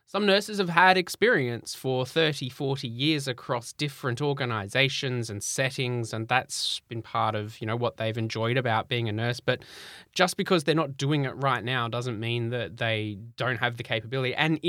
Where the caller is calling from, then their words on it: Sydney, New South Wales, Australia; I'm joining from Sydney, you're in the US, Diane, Mem's in the UK